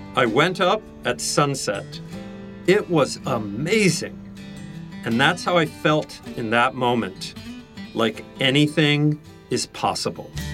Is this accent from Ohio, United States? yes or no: no; Missouri, United States; moved away; also born or lived in New York City; I grew up in Missouri